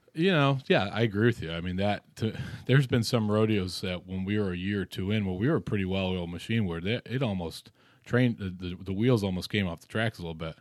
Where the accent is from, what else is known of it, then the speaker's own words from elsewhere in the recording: Rochester, New York, United States; I come from Rochester, New York